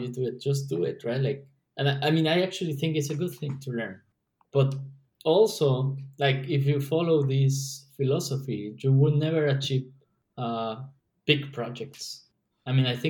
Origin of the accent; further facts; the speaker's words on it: Mexico; moved away; we're from Mexico